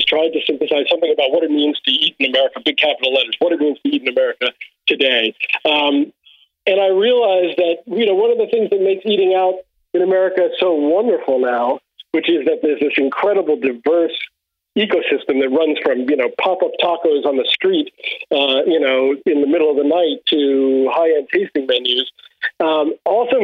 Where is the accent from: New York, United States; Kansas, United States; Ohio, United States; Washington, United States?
New York, United States; New York City; moved away; although I lived in New York for many, many years, I'm from Brooklyn